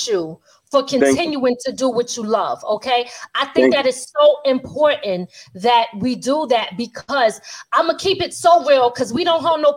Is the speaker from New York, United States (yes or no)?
no; Philadelphia, Pennsylvania, United States; I'm originally from West Philly